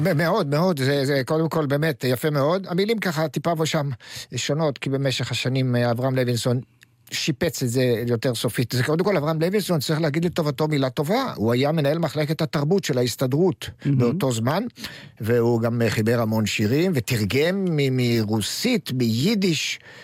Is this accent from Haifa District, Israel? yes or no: yes; Hadera, Haifa District, Israel; אני בן חדרה